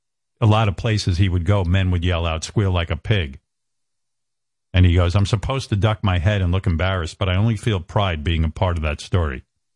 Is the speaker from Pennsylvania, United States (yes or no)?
no; New York, United States; born or raised there